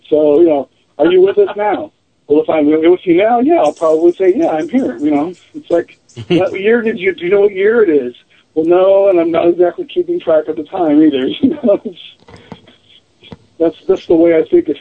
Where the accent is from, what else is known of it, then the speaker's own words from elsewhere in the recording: Seattle, Washington, United States; moved away; I'm originally from Seattle, so I know Washington well